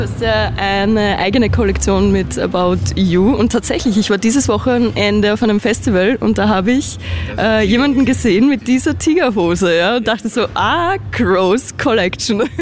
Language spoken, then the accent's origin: German; Austria; sind wir Österreicher